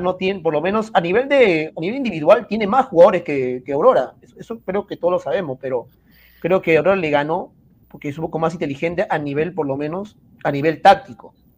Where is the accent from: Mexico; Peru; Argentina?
Peru; soy peruano